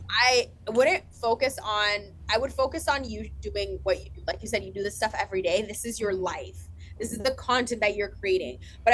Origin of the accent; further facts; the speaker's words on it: Colombia; I'm Hispanic. I am a woman of color. I'm young. I came from Colombia.